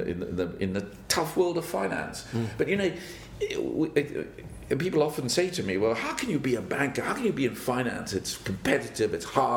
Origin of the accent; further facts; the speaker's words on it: South Africa; So I grew up in South Africa, a little farm boy. Went to do my schooling there